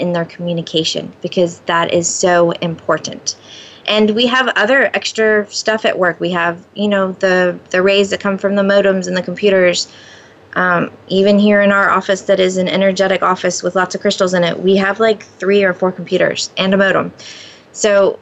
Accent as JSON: {"language": "English", "region": "Florida", "country": "United States", "tie": "born or raised there", "moved": "yes", "said": "Both my husband and I grew up in Florida"}